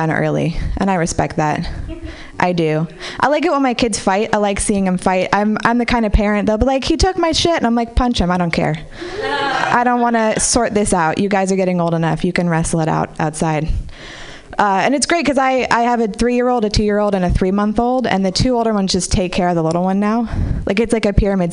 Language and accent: English; Marin City, California, United States; I grew up in Marin City